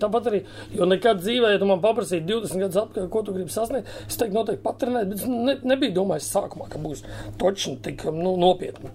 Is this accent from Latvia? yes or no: yes; Riga, Latvia; Es no Rīgas visu mūžu esmu bijis rīznieks